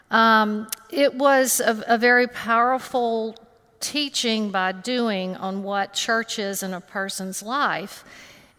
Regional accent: Homewood, Alabama, United States; I grew up in Homewood, Alabama, and attended All Saints Episcopal Church with my family.

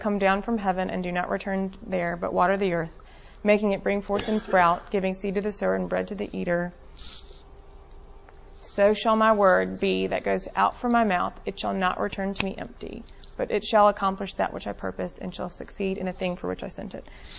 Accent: Birmingham, Alabama, United States; I grew up here in Birmingham, so I have limited experience with this

